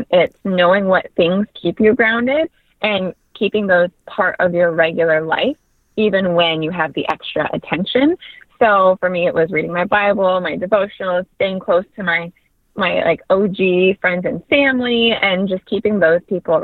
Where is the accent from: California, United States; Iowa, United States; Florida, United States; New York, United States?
California, United States; moved away as an adult; also born or lived in Hong Kong; now in Nevada, United States; I am born and raised in California